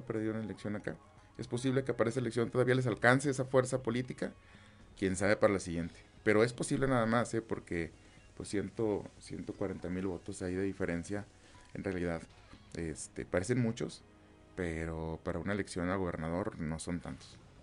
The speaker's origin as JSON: {"language": "Spanish", "country": "Mexico", "said": "como mexicanos"}